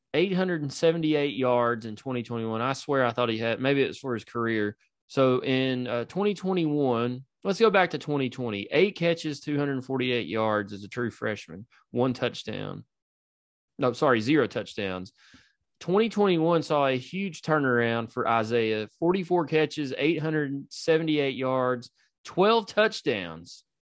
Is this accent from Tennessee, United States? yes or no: yes; East Knox County, Tennessee, United States; we're all from East Knox County